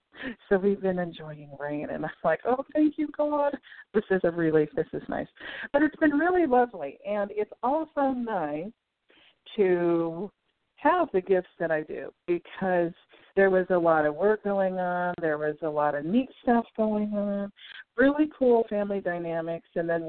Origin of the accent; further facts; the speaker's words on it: Salem, Oregon, United States; moved away; I was born in Salem, Oregon. And lots and lots of family here.